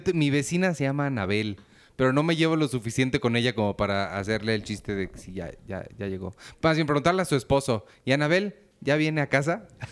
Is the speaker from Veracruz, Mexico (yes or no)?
no; Naucalpan, State of Mexico, Mexico; la gente de donde yo soy? Ay, satelucos